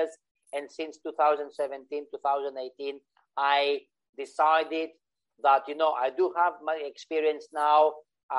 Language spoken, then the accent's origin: English; Greece; moved away as an adult; also born or lived in Switzerland / United Kingdom / Cyprus / Indonesia; I was born in Greece. When I finished high school, I went to study in Switzerland